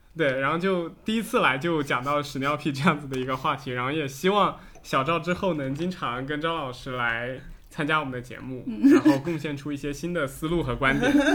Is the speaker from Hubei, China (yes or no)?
no; Fujian, China; 因为我是福建这边人， 我们老家有一种食物叫光饼